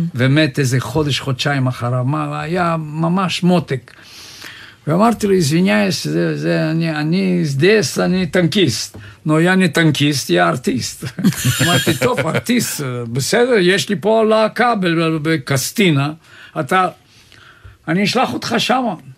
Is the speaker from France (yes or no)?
no; Sofia, Sofia City, Bulgaria; also born or lived in Jaffa; now in Israel; אני נולדתי בסופיה